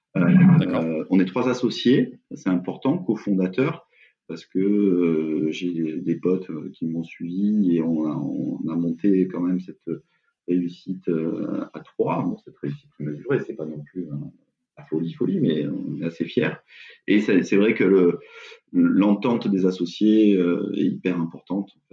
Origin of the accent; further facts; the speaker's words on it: Aix-en-Provence, Provence-Alpes-Côte d'Azur, France; also born or lived in Bordeaux / England; je viens d'Aix-en-Provence et euh, aujourd'hui, la boîte est encore à Aix-en-Provence. J'ai pas passé ma vie à Aix-en-Provence, mais j'ai un peu bougé à Bordeaux